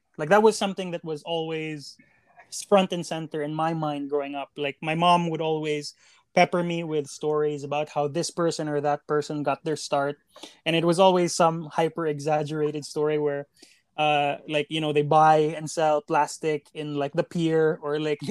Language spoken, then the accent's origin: English; Cebu City, Central Visayas, Philippines; born or raised there